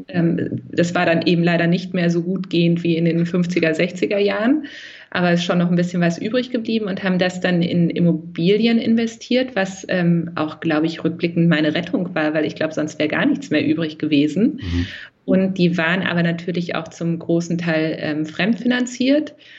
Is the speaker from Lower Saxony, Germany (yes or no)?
yes; Lower Saxony, Germany; now in Berlin, Germany; ich bin ja in, ähm, in Niedersachsen groß geworden